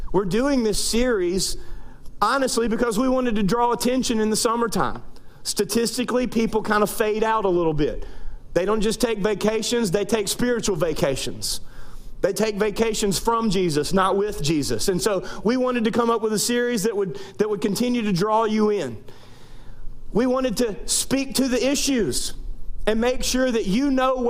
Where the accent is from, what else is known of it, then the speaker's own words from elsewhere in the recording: North Louisiana, United States; moved away as an adult; also born or lived in Central Arkansas / East Texas; now in South Louisiana, United States; I was born and raised in North Louisiana, went to college in Shreveport, Louisiana